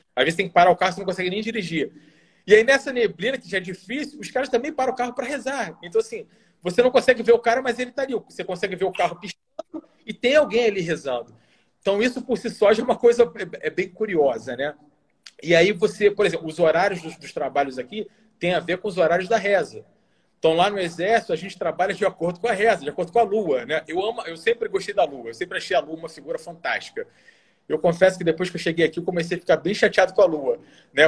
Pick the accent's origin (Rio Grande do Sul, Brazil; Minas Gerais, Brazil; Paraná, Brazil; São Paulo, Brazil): Rio Grande do Sul, Brazil; Bento Gonçalves; also born or lived in Brasília / Rio de Janeiro; now in Doha, Qatar; Eu sou do interior, né? Do Rio Grande do Sul. Eu sou gaúcho. Então lá de onde eu venho, lá de Bento Gonçalves